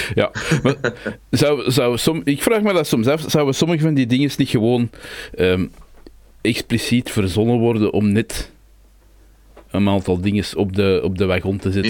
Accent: Brabant, Belgium; wij Brabanders

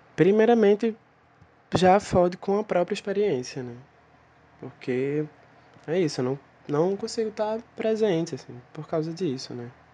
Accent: Recife, Pernambuco, Brazil; sou de Recife

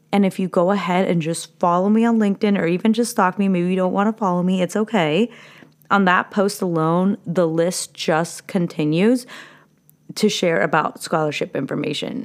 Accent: Orange / Santa Ana, California, United States; also born or lived in Santa Ana, California; I was born in Orange, and was raised the first five years in Santana and was near Flower Street.

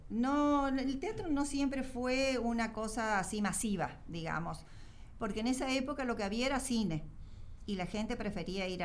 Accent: Mendoza, Argentina; Yo soy mendocina, mi hermana nació en San Luis, mi hermano nació en Córdoba y la última en Corrientes.

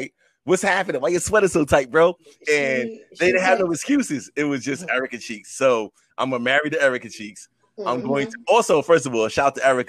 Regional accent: New York City, New York, United States; I come from New York City, and you recognize that in New York City, you see every type of person walking the face of the earth every single day.

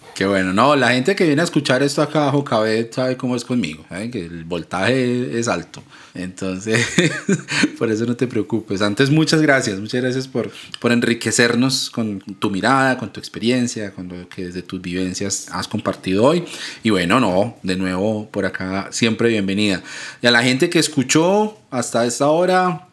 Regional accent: Ibagué, Tolima, Colombia; now in Medellín, Colombia; Vivo en Medellín, pero soy de una ciudad de, más pequeñita al centro del país, se llama Ibagué, nací en Ibagué

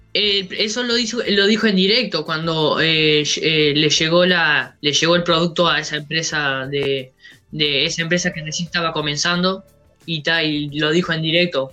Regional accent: Uruguay; somos de acá de Uruguay

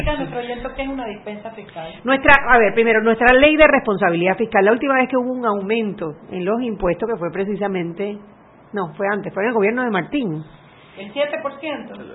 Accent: Panama

